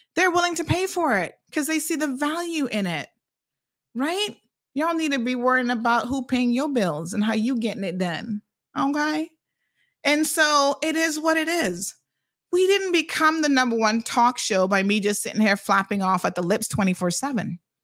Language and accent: English; Cayman Islands; Caymanians are so incredibly unique and we have a unique set of problems